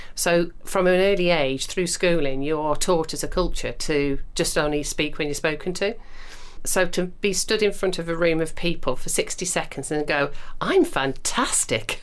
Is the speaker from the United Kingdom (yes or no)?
yes; United Kingdom; we are British